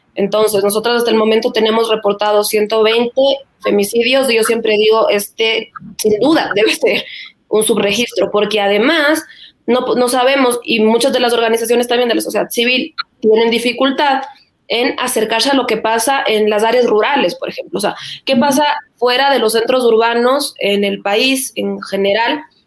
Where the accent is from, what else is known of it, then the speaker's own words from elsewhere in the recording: Ecuador; como ecuatorianos